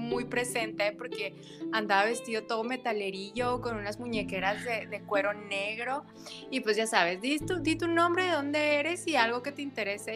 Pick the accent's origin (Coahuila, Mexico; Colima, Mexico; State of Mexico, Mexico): Coahuila, Mexico; Torreón; soy oriunda de Torreón, Coahuila